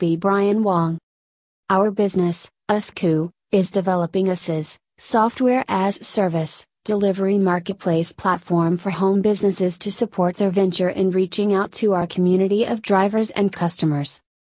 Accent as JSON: {"language": "English", "country": "Malaysia", "tie": "born or raised there", "said": "Growing up in Malaysia, I didn't get much support to embark on the entrepreneurial journey immediately after graduation."}